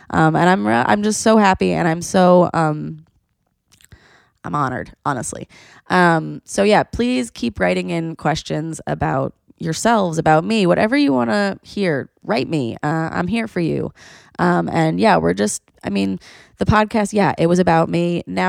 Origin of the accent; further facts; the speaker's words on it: Argentina; I'm from Argentina, by the way.